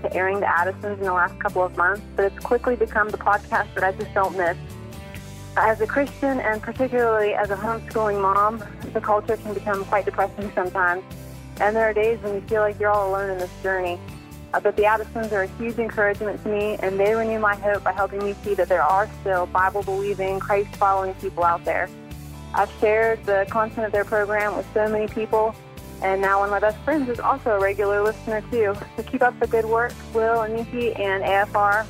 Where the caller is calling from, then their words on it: West Virginia, United States; I'm calling from West Virginia.